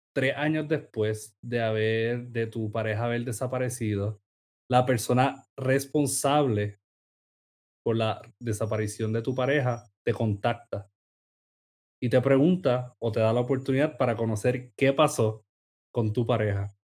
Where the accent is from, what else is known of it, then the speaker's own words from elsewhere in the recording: Sabana Grande, Puerto Rico; yo me identifico como sabaneño